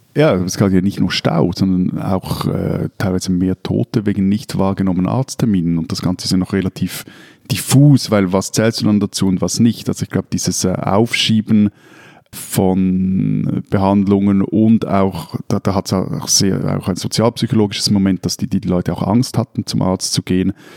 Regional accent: Switzerland

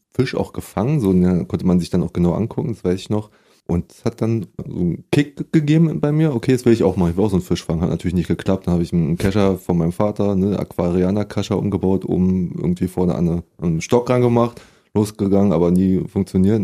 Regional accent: Berlin, Germany; ich komme aus Prenzlauer Berg eigentlich. Da bin ich äh, nicht geboren. Da gab es ja kein Krankenhaus im Buch. Und da bin ich auch mein ganzes Leben lang aufgewachsen

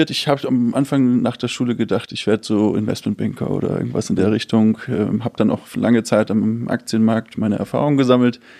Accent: Hamburg, Germany; also ursprünglich aus Hamburg, 33 Jahre

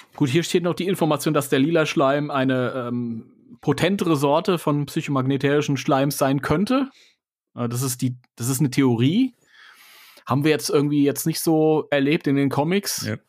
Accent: Germany; bei uns in Deutschland

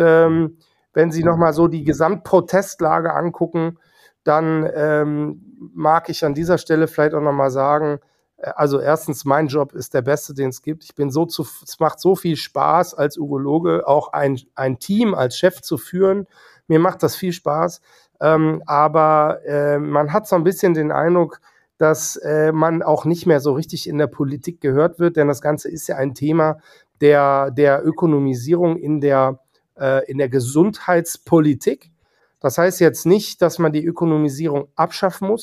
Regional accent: North Rhine-Westphalia, Germany; now in Hamburg, Germany; auch ich komme aus NRW

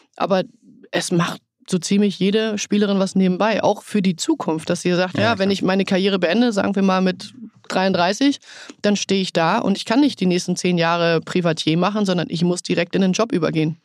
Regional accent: Lower Saxony, Germany; ich bin gebürtige Niedersächsin. Wolfsburg ist nur eine gute Stunde entfernt. Ich bin nachher dann auch gependelt, weil ich wieder im Heimatdorf gewohnt habe

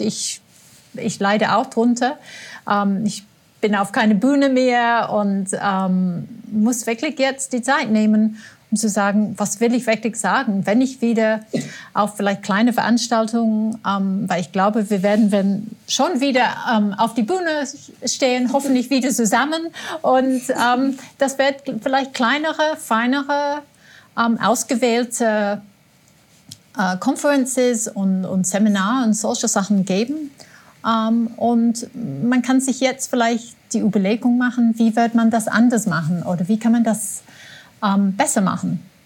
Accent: England, United Kingdom; now in Austria; als Engländerin

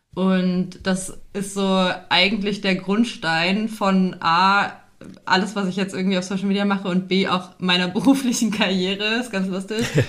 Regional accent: Fulda, Hesse, Germany; now in Berlin, Germany; ich komme ursprünglich nicht aus Berlin, haha, ich bin auch zugezogen, sondern komme aus Fulda beziehungsweise so einem kleinen Kaff dort äh, in Hessen

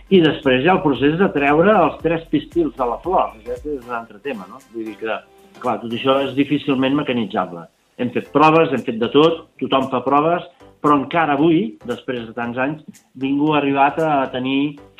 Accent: Montblanc, Catalonia, Spain; jo soc de Montblanc

